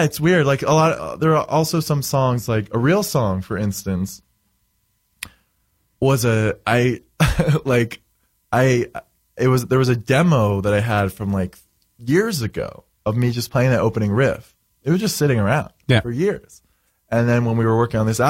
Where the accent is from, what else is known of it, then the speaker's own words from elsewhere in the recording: Florida, United States; moved away; I grew up in Florida, so I always go to Florida.